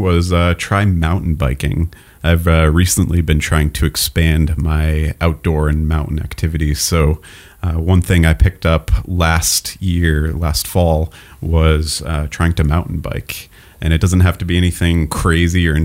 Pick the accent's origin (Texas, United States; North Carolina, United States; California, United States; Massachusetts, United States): Massachusetts, United States; Groton; also born or lived in New England; now in North Conway, United States; I grew up in Groton, Massachusetts